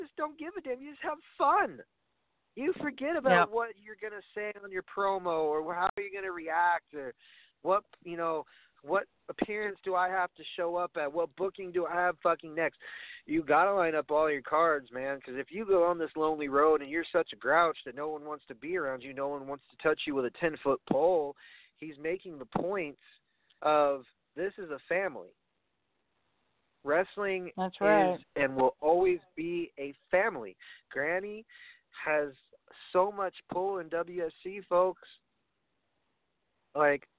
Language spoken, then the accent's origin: English; New York, United States; I come from New York